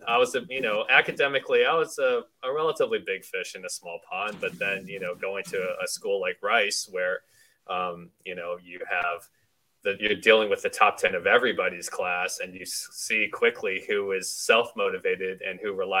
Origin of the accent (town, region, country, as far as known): Knoxville, Tennessee, United States; born or raised there; moved away as an adult; also born or lived in Wisconsin; now in Houston, United States